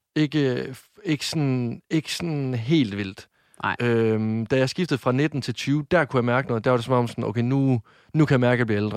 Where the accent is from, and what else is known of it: Varde, Southern Denmark, Denmark